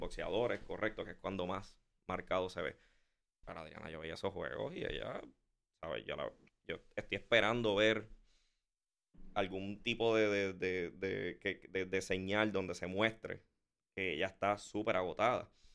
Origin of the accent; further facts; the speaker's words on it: Puerto Rico; yo me crié con el deporte de aquí